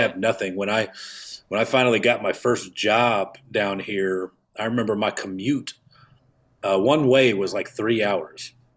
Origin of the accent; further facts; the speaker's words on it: Kansas City, Missouri, United States; moved away as an adult; also born or lived in Atlanta; I'm from Kansas City